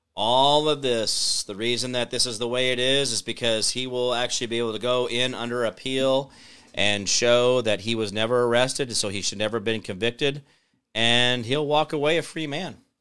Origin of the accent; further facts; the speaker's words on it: Phoenix, Arizona, United States; now in Kansas, United States; I was born in Phoenix